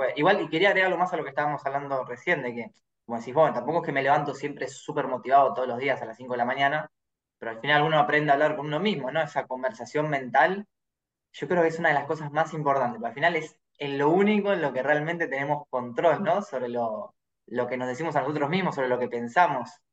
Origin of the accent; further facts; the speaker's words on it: Argentina; soy argentino y tomo mate